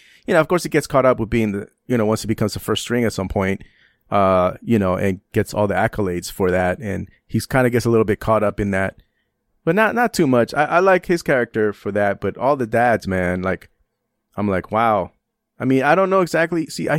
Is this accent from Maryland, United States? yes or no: no; San Francisco, California, United States; And I grew up in San Francisco, so we didn't, you know, it's a different environment, you know.